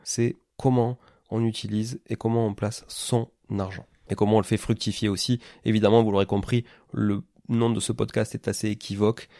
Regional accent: Toulouse, Occitania, France; moved away as an adult; also born or lived in Canada; Je suis né à Toulouse, hein, qui est une ville donc dans le sud-ouest de la France

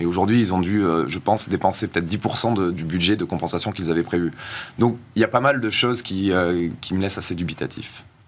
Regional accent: South-West, south-west France, France; je viens aussi du Sud-Ouest, je suis rugbyman

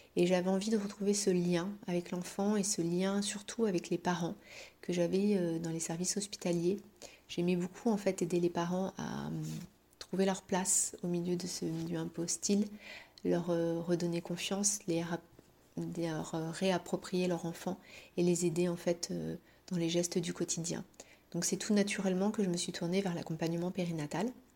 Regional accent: Paris, Île-de-France, France; moved away as an adult; now in Brittany, France; Je suis parisienne de base et j'ai immigré euh, dans cette belle région de Bretagne il y a à peu près 5 euh, ans, en 2017

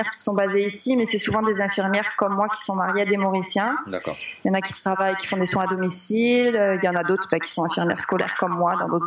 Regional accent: Réunion, France; Moi, je venais de la Réunion, donc je me dis, bah voilà, ces deux îles, elles sont très proches, elles ont une histoire qui se ressemble un petit peu.

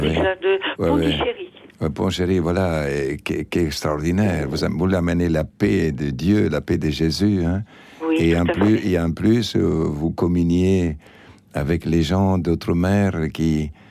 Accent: Argentina; now in Madagascar; je suis blanc, j'ai pas demandé l'être. Et mhm, je suis né en Argentine, euh, j'ai pas demandé à ma maman, à mon papa d'être en Argentine.

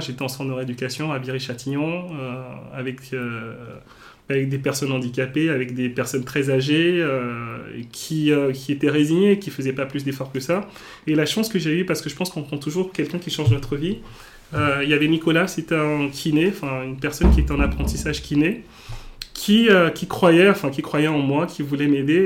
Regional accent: Cotonou, Littoral, Benin; also born or lived in Auxerre, France; now in Paris, France; je suis né au Bénin. Donc, le Bénin, pour ceux qui qui connaissent pas, c'est un petit pays en Afrique de l'Ouest

